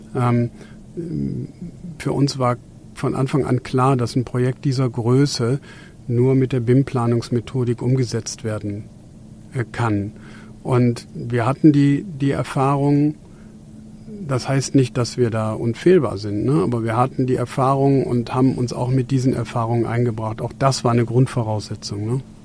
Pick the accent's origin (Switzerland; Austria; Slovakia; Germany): Germany; wir hier bei uns in Deutschland